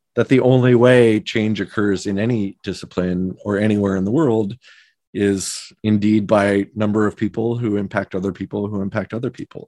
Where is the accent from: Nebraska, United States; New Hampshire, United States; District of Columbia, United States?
Nebraska, United States; Omaha; moved away; I grew up in Omaha, Nebraska